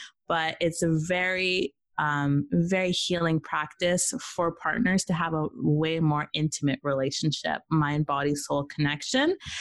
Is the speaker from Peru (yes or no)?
yes; Peru; now in Canada; I'm from Peru. I'm Peruvian, Jamaican, and Irish